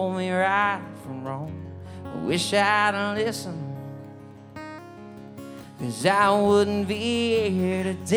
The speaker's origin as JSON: {"language": "English", "region": "Kentucky", "country": "United States", "moved": "as an adult", "lives_now": "Nashville, United States", "said": "I'm originally from Kentucky, and I've been here since 2019"}